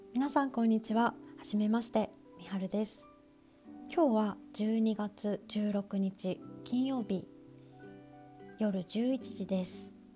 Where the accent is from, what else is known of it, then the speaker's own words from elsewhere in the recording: Tokyo, Japan; also born or lived in Hokkaido; 私は北海道出身ですが東京で育ちました